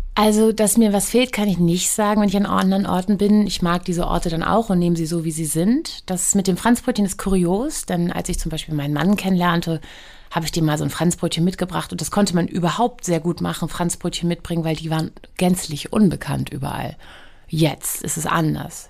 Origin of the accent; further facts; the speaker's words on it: Hamburg, Germany; ich bin geboren in ähm, im AK Wandsbek